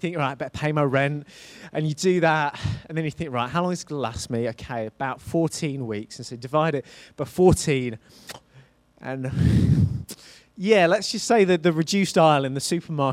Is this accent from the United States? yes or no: no; Isle of Wight, South East England, United Kingdom; moved away as an adult; I grew up on the Isle of Wight, on the south of England, and I moved from the south to the north for university.